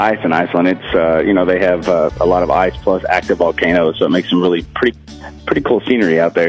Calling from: Bentonville, Arkansas, United States; I'm calling from Bentonville.

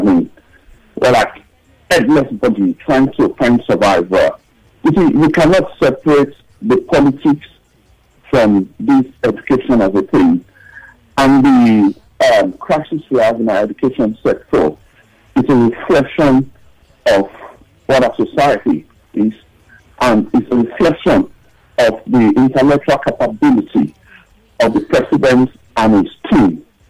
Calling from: Tottenham, London, United Kingdom; I'm calling from Tottenham.

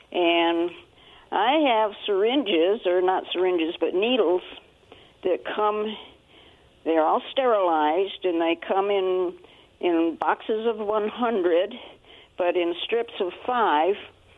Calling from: Benton City, Washington, United States; Oh, if you're still got me on hold … from Benton City.

